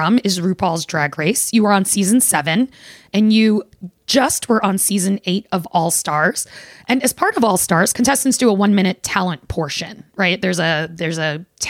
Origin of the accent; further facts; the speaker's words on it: New York City, New York, United States; I'm from New York City